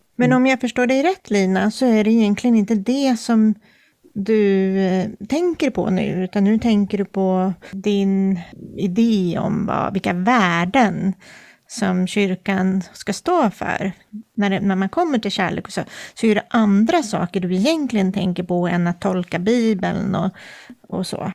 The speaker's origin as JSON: {"language": "Swedish", "country": "Sweden", "said": "jag är svensk och uppvuxen i ett eh, samhälle baserat på den kristna tron"}